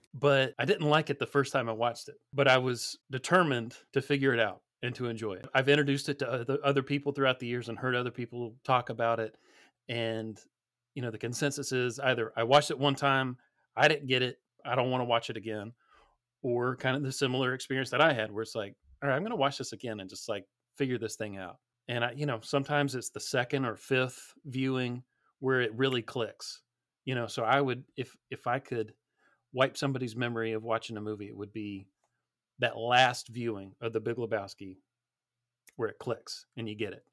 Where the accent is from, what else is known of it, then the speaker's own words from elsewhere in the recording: Georgia, United States; I grew up down here in Georgia